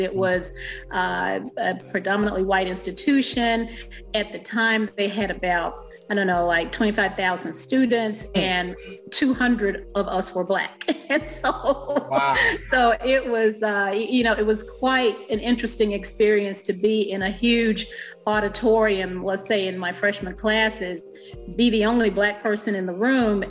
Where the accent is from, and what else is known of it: Alabama, United States; born or raised there; moved away as an adult; also born or lived in East Coast; now in DC metro area, United States